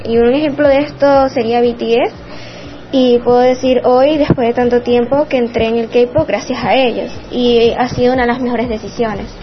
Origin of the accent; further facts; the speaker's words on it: Puerto Ordaz, Bolívar, Venezuela; soy de Puerto Ordaz, Estado Bolívar